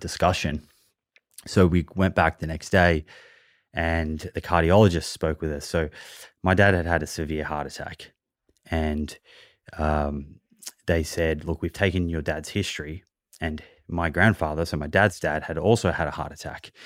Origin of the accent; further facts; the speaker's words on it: Melbourne, Victoria, Australia; now in Sydney, Australia; I, I grew up in Melbourne, and now I live in Sydney